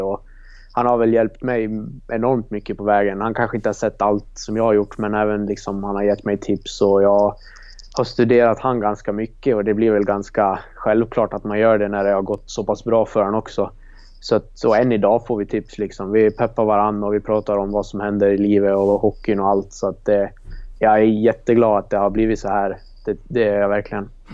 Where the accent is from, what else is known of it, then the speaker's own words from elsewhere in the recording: Leksand, Dalarna County, Sweden; det var där jag gick skola från ja, förskolan till, till högstadiet då, tills man bytte till Samisdal för att gå hockeyklass. Så att jag har ju gått grundskolan där och det är väl ja, där jag växte upp